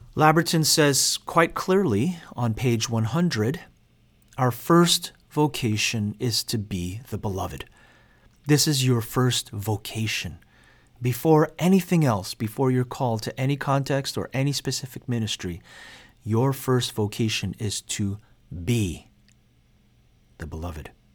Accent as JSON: {"language": "English", "town": "New York City", "region": "New York", "country": "United States", "tie": "born or raised there", "said": "I grew up in the Korean American church in Queens, New York"}